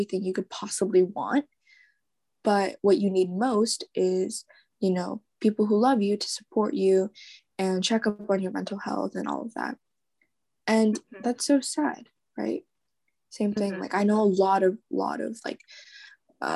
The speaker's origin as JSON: {"language": "English", "town": "Mercer Island", "region": "Washington", "country": "United States", "said": "I'm from Mercer Island"}